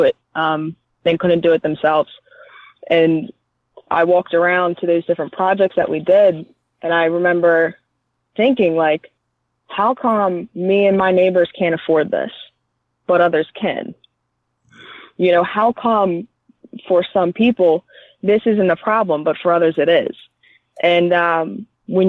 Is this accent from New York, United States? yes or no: no; Philadelphia, Pennsylvania, United States; I grew up in Philadelphia